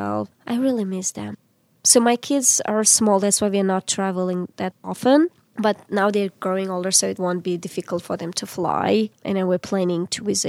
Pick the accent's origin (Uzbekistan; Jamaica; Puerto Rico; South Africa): Uzbekistan; English is a second language; moved away as an adult; now in Pittsburgh, United States; I am from Uzbekistan, which is located in Central Asia, and I was born in teacher's family.